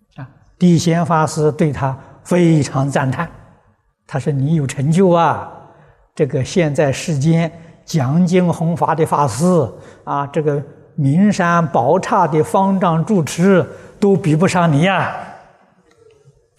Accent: China; 我是中国人呐，这总改不了啊。 啊，老家在中国，出生在中国

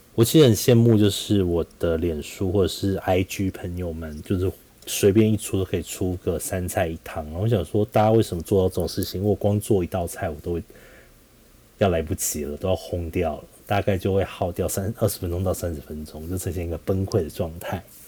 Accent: Taiwan; moved away; 我到底是不是从台湾来的

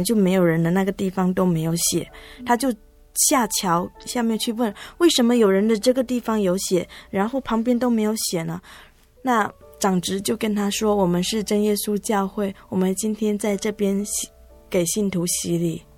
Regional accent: Zhangpu, Fujian, China; moved away as an adult; also born or lived in Taiwan; 我来自福建漳浦。

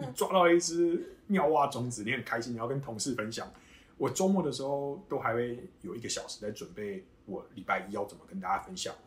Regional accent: Kaohsiung, Taiwan; moved away as an adult; now in United States; 我是高雄人

